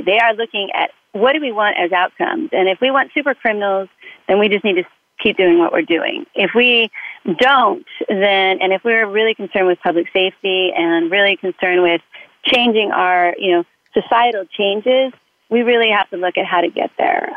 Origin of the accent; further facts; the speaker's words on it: Southern California, United States; I was raised in Southern California.